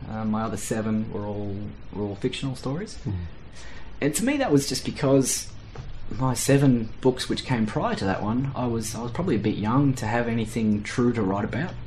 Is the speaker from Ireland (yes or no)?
no; Australia; being Australian